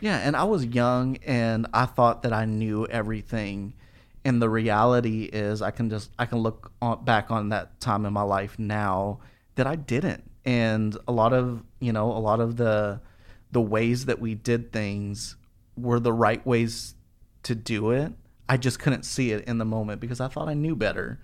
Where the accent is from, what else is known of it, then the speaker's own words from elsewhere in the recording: Albuquerque, New Mexico, United States; moved away as an adult; now in Dallas, United States; when I graduated high school, I moved from Albuquerque to, to Dallas